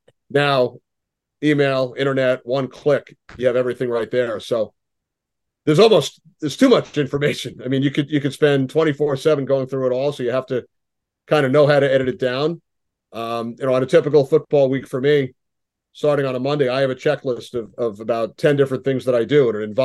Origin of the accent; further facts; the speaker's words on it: New York area, United States; When we were growing up in New York, right, in the New York area